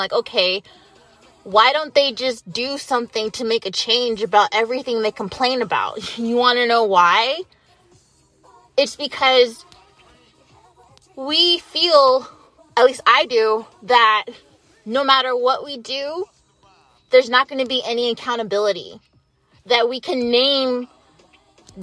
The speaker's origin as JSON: {"language": "English", "country": "United States", "said": "as an American"}